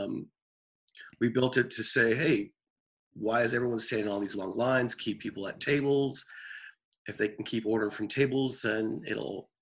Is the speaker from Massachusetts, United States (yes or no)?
no; Austin, Texas, United States; I'm from Austin, Texas, and I'm a developer and entrepreneur